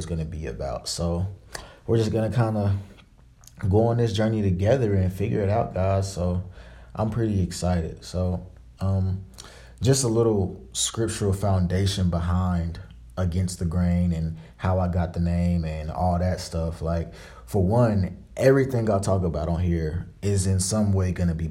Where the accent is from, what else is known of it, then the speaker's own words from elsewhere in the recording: Dallas, Texas, United States; moved away as an adult; also born or lived in Tuskegee, Alabama; I'm from Dallas, Texas, and I am a graduating senior